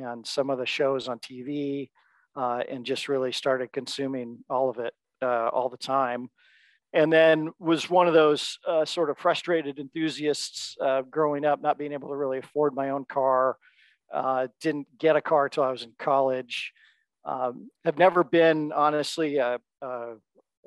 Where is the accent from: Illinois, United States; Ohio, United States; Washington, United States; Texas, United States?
Washington, United States; Seattle; also born or lived in Bellingham, Washington / Chicago; born and raised in Seattle